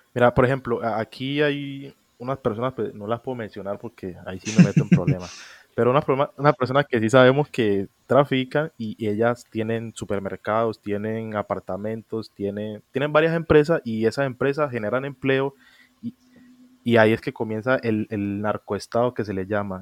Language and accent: Spanish; Colombia; en, Colombia no tenemos un acento definido como ustedes los mexicanos que hablan así como órale, o en Puerto Rico que hablan con la L. Aquí en Colombia tenemos